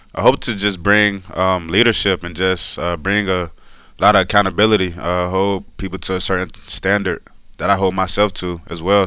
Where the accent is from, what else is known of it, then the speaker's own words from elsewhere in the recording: Decatur, Georgia, United States; I grew up in Decatur, Georgia